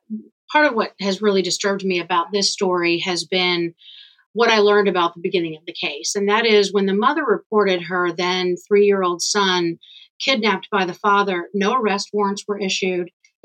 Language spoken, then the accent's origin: English; Georgia, United States; in my home state of Georgia